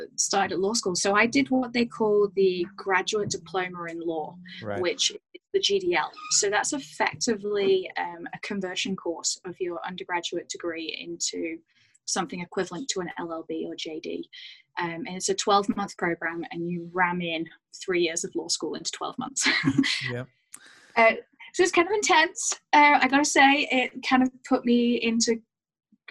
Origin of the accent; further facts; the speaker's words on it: United Kingdom; moved away as an adult; also born or lived in Banff, Alberta; now in Vancouver, Canada; I'm British, born and raised in the UK, between Manchester and Leeds